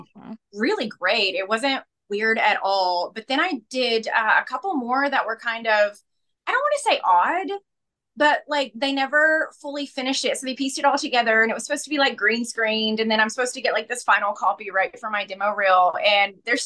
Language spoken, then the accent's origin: English; rural Kentucky, United States; accent: Kentucky; moved away; being someone who came from rural Kentucky, the tiniest